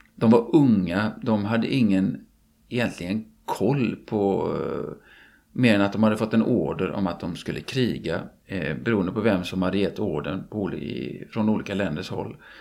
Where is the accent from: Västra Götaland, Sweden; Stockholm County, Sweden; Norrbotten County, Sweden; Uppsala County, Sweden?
Västra Götaland, Sweden; Gothenburg; jag är göteborgare och kan mest om min hemstad naturligtvis